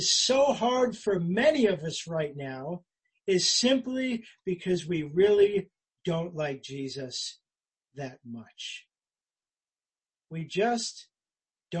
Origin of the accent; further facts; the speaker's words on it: United States; I'm an American